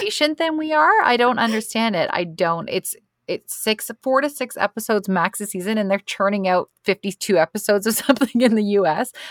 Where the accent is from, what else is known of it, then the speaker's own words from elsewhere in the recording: Canada; being Canadian, we have Thanksgiving in October